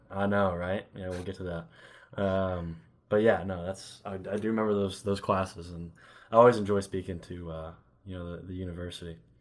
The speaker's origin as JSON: {"language": "English", "town": "Elizabethtown", "region": "Kentucky", "country": "United States", "tie": "born or raised there", "also_born_or_lived": "Los Angeles", "lives_now": "Lexington, United States", "said": "I grew up in Elizabethtown, Kentucky, which is a really small town"}